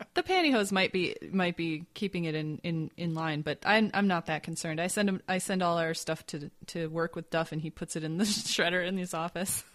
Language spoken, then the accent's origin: English; Grand Rapids, Michigan, United States; my hometown of Grand Rapids, Michigan